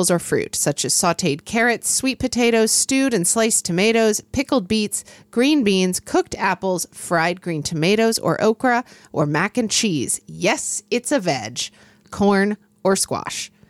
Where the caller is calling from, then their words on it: Georgia, United States; I grew up in Georgia and my spouse grew up in Illinois.